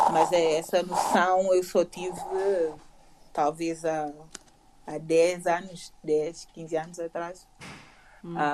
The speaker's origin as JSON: {"language": "Portuguese", "country": "São Tomé & Príncipe", "tie": "born or raised there", "moved": "yes", "said": "eu vim de, de São Tomé que não teve uma. Nasci e cresci"}